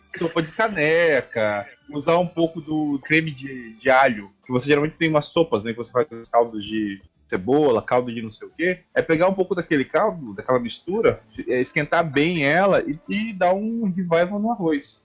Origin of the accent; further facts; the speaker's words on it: Espírito Santo, Brazil; now in Portugal; eu sou capixaba